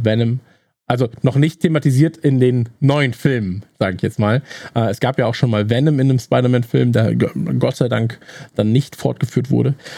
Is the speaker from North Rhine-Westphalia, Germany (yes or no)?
yes; North Rhine-Westphalia, Germany; wir kommen ja beide aus Nordrhein-Westfalen